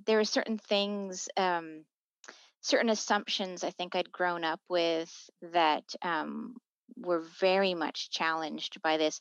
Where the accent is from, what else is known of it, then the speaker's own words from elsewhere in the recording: United States; I grew up in the States in the 70s